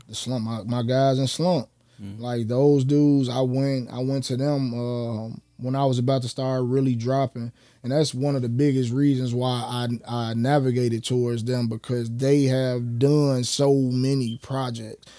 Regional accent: Chicago, Illinois, United States; we from Chicago

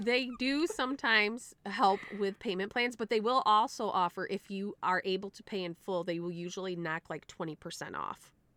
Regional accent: United States; I'm an American

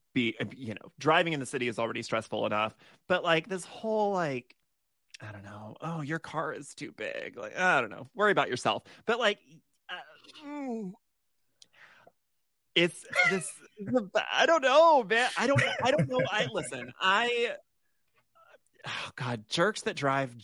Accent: Texas, United States; I'm from Texas. I grew up in Texas

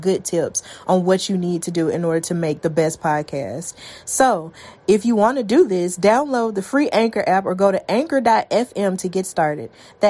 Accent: Alabama, United States; I'm so proud that it's taking place in my home state of Alabama. Whoop whoop, ….

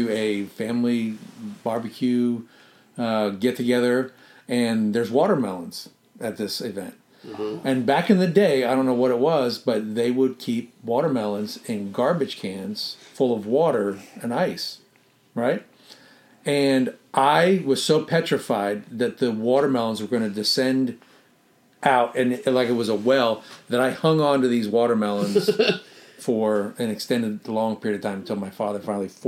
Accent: Maryland, United States; moved away; I'm from Maryland

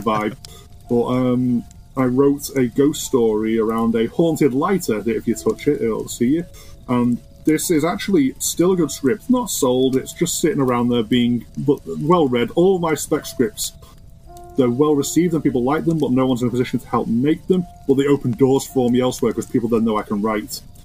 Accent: Ormskirk, North West England, United Kingdom; also born or lived in Liverpool; I grew up in a town called Ormskirk. Born in Ormskirk Hospital, grew up in Ormskirk all my life

